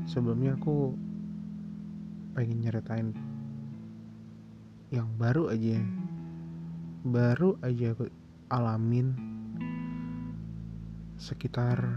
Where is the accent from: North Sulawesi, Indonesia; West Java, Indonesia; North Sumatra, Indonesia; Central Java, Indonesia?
North Sumatra, Indonesia; Medan; Sebelumnya kenalin dulu … Aku dari Medan.